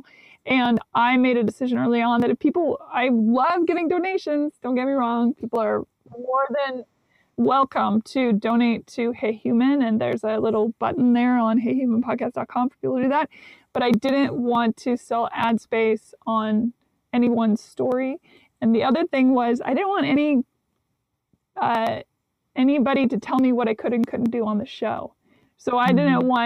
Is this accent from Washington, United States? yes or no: yes; Seattle, Washington, United States; also born or lived in Nashville; now in Los Angeles, United States; I was raised up in Seattle, the Pacific Northwest.